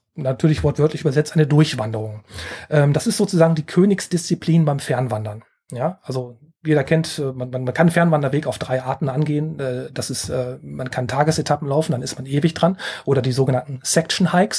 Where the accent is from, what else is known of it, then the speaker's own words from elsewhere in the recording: Rhineland, Germany; als Rheinländer